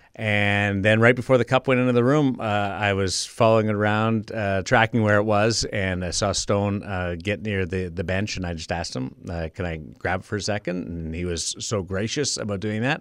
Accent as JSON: {"language": "English", "country": "Canada", "moved": "yes", "lives_now": "Las Vegas, United States", "said": "Being a Canadian"}